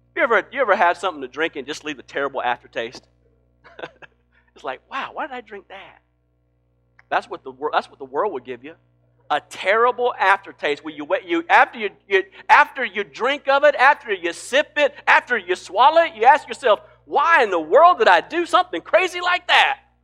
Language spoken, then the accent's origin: English; Greenville, South Carolina, United States; I'm from Greenville, South Carolina